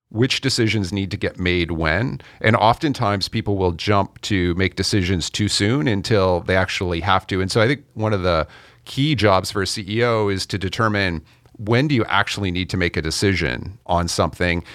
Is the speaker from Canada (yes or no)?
yes; Canada; I'm Canadian